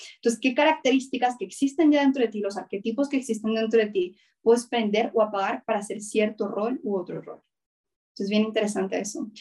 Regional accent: Colombia; yo soy mujer, yo soy colombiana, yo soy cineasta

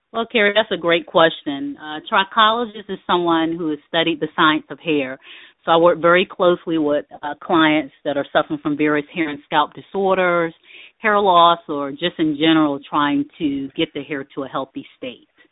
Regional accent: Norfolk, Virginia, United States; now in Virginia Beach, United States; I am originally from Norfolk, Virginia.

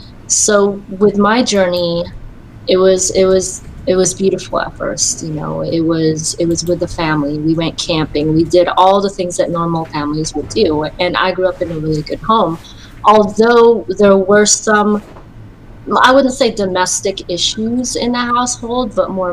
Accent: Virginia, United States; also born or lived in Philippines; I was born in the Philippines in 1982, and my mom married an Air Force man, so we ended up moving to the United States, and I grew up in Virginia for about 20 to 30 years.

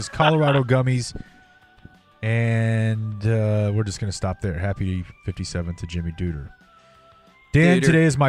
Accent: London, United Kingdom; I'm a P1, born and raised in London.

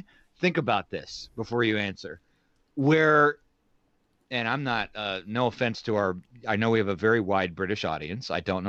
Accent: United States; as an American

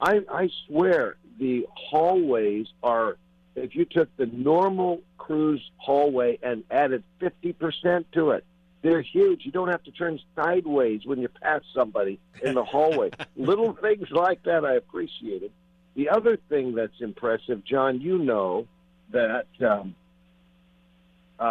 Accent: San Francisco, California, United States; my hometown, San Francisco

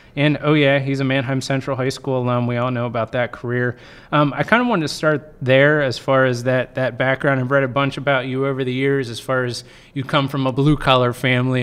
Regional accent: Penn Manor, Pennsylvania, United States; I grew up in Penn Manor

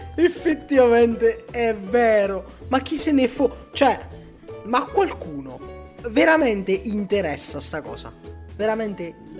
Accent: Cuneo, Piedmont, Italy; io per dire sono di Cuneo

